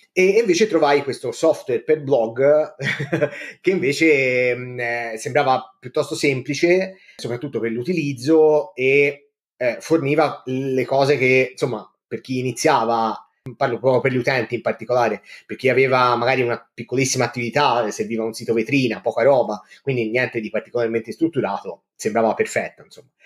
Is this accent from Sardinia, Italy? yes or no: no; Livorno, Tuscany, Italy; vengo da Livorno, ci vivo insomma da quasi sempre